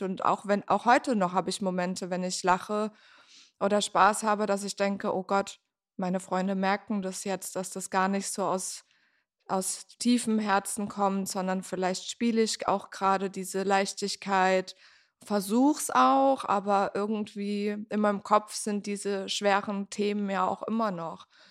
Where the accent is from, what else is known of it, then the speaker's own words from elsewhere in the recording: near Mannheim, Baden-Württemberg, Germany; moved away as an adult; also born or lived in Frankfurt am Main; now in Berlin, Germany; ich komme ursprünglich aus der Nähe von Mannheim und ich bin vor zehn Jahren nach Berlin gezogen.